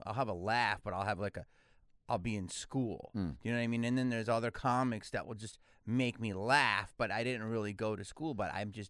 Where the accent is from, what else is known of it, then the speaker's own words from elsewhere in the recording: Philadelphia, Pennsylvania, United States; now in Los Angeles, United States; No, I'm from Philly.